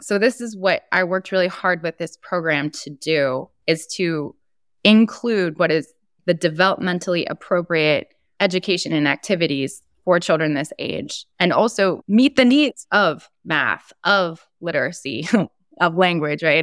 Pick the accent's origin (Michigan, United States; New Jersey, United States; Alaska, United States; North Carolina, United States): New Jersey, United States; my home state of New Jersey